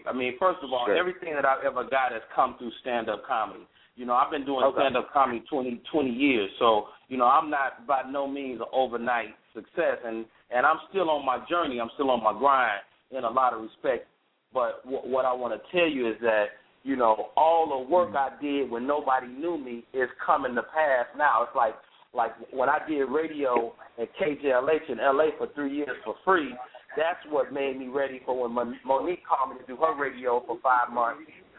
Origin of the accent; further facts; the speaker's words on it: Chicago, Illinois, United States; also born or lived in Monroe, Louisiana / Bay Area; Like, I'm from Chicago. I finished high school in Monroe, Louisiana.